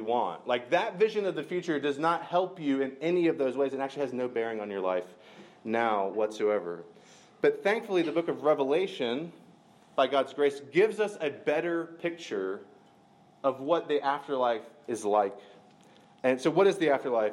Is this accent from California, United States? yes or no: no; Macon, Georgia, United States; I grew up near Macon, Georgia